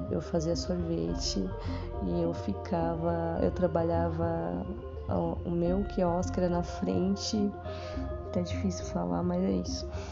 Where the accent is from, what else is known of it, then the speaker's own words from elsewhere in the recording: São Paulo, Brazil; eu sou aqui de São Paulo, moro na Zona Sul.